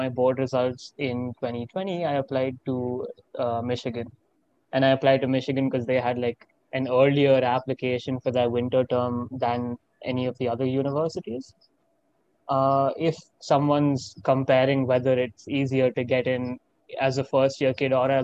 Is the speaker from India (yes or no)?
yes; Bangalore, Karnataka, India; moved away as an adult; also born or lived in Coventry, United Kingdom; now in Ann Arbor, United States; I am from India and I am an Indian citizen. I went to Delhi Public School, Bangalore East